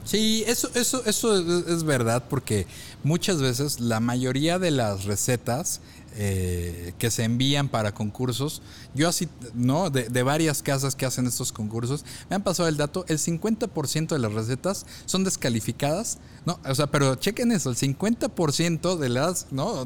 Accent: Mexico; conocemos como mexicanos

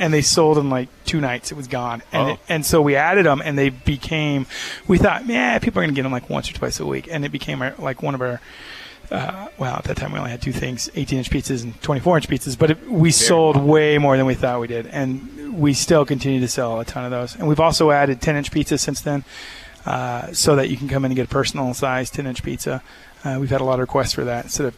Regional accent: Texas, United States; now in Provo, United States; I'm from Texas. I grew up here

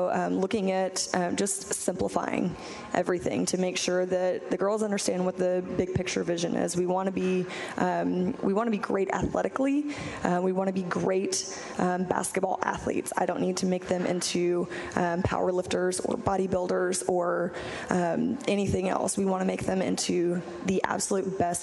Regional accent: Texas, United States; also born or lived in Evanston, Illinois; I'm originally from Texas

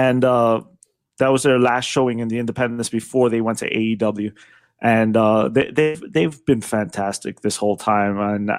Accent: New York City, New York, United States; I'm from New York

